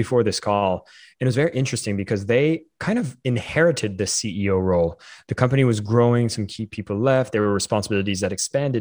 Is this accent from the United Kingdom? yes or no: no; Canada; I'm Canadian